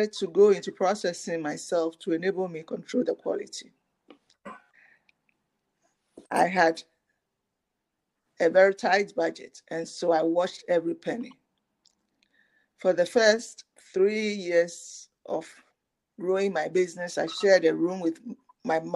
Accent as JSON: {"language": "English", "country": "Ghana", "tie": "born or raised there", "said": "My experience is growing up in Ghana"}